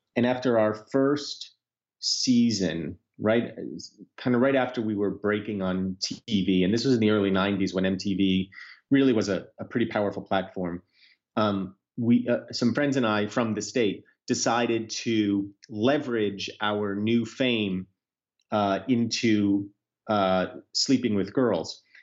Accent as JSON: {"language": "English", "country": "United States", "said": "as an American, but also as a Jew"}